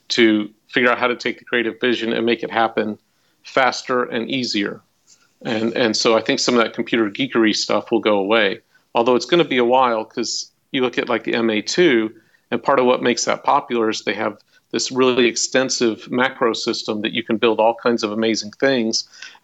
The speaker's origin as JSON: {"language": "English", "town": "Irving", "region": "Texas", "country": "United States", "tie": "born or raised there", "said": "the public school where I was growing up in Irving, Texas"}